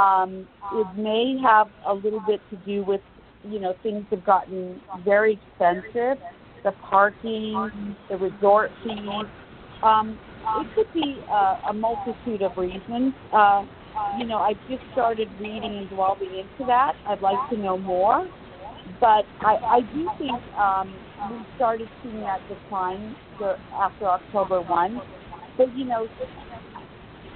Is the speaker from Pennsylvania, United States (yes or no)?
no; Los Angeles, California, United States; now in Las Vegas, United States; I'm from Los Angeles